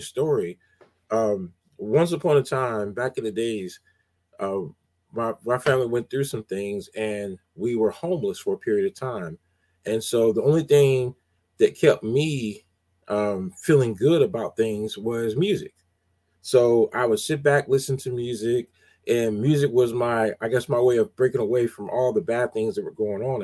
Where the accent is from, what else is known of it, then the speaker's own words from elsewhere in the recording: College Park, Georgia, United States; I grew up in College Park, Georgia, and DJ at a place called Skate Town